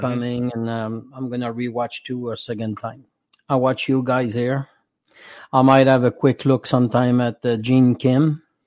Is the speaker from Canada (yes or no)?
yes; Canada; accent: French; my French accent